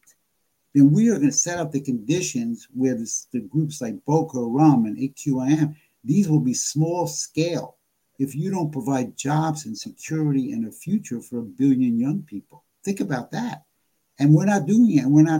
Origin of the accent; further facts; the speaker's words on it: New York, United States; moved away as an adult; now in Baltimore, United States; Born and raised in New York before I moved here